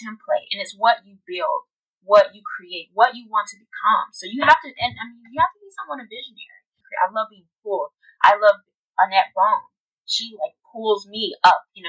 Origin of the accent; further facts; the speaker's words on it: Tennessee, United States; now in Los Angeles, United States; I'm originally from Tennessee